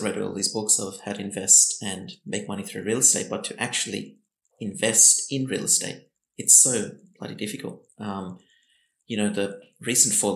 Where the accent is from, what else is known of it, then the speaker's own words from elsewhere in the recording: Blacktown, New South Wales, Australia; we grew up in Blacktown